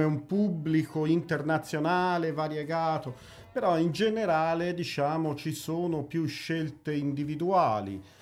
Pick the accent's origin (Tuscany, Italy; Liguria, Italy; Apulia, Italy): Tuscany, Italy; Pistoia; moved away as an adult; also born or lived in Prato; now in Amsterdam, Netherlands; nato, cresciuto a Pistoia, però esportato ad Amsterdam, praticamente naturalizzato olandese. Eh, 15 anni ad Amsterdam.